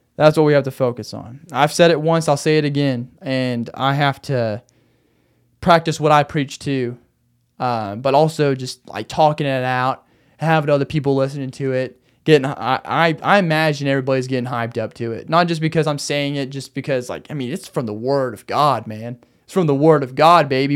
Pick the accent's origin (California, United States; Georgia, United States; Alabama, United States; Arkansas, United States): Arkansas, United States; now in Phoenix, United States; in Arkansas, In my hometown